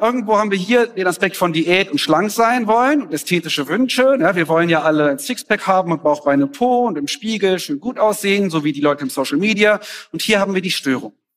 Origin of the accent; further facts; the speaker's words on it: Germany; also born or lived in Mexico; ich als Deutscher